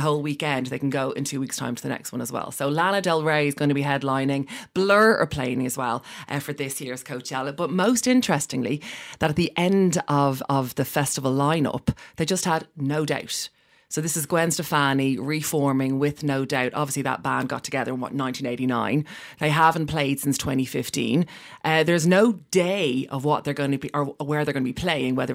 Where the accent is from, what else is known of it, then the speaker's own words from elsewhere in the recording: Dublin, Leinster, Ireland; I'm from Dublin. I'm from the north side of Dublin on the Navan Road.